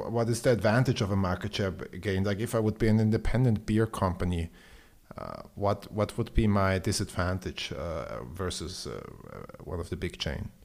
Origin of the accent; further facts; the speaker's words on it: Austria; I'm from Austria